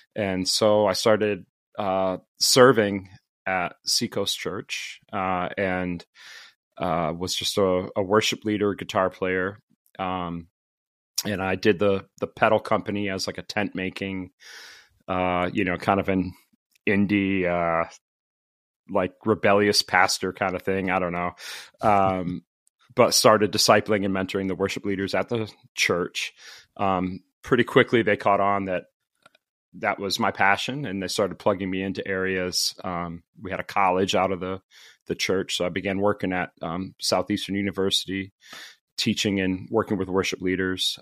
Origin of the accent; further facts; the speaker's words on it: Connecticut, United States; also born or lived in the Carolinas / Florida; now in Farmington, United States; I grew up in Connecticut